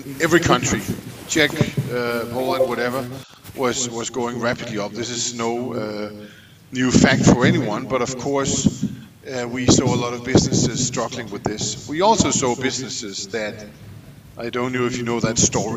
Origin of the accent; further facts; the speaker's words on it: Denmark; I'm from Denmark